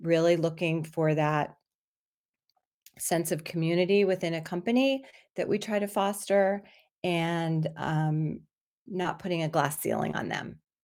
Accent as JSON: {"language": "English", "town": "Miami", "region": "Florida", "country": "United States", "tie": "born or raised there", "moved": "yes", "said": "I grew up in Miami, Florida"}